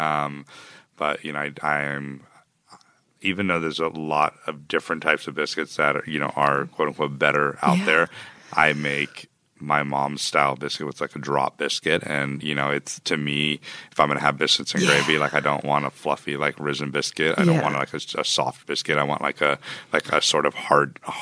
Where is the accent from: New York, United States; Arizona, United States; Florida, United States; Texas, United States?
Texas, United States; I was born in Texas